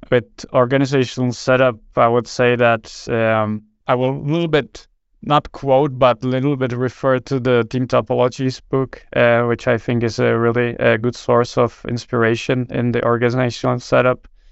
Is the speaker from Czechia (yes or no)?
yes; Czechia; moved away as an adult; now in Denmark; born and raised in Czech Republic, but I've, uh, worked most of, or basically vast majority of my professional life in, in Denmark